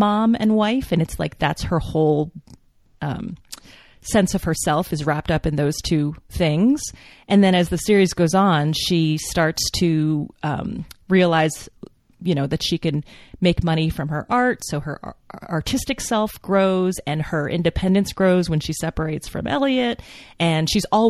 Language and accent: English; West Coast, United States; I'm from the West Coast, so I say aunt